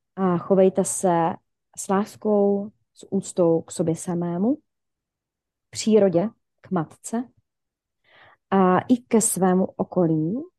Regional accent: Ostrava, Moravian-Silesian Region, Czechia; also born or lived in Šumperk; já původně pocházím ze Šumperka, kde jsem se narodila, mhm. do mých asi 12, 11 let, ne, do páté třídy si pamatuju, nevím, 10, do 10 let teda. A od 10 let uh, jsem teda v Ostravě

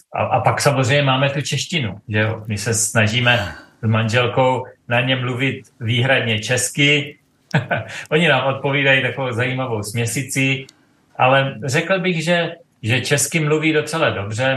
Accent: east of Brno, South Moravian Region, Czechia; moved away as an adult; now in Dubai, United Arab Emirates; my jsme Moraváci, manželka i já pocházíme eh, z takové té východní strany od Brna

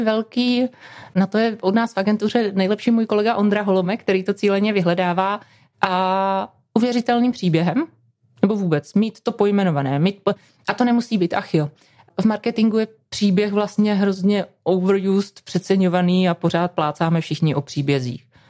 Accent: Moravian Wallachia, Zlín Region, Czechia; já jsem z Valašska, ze Znínska

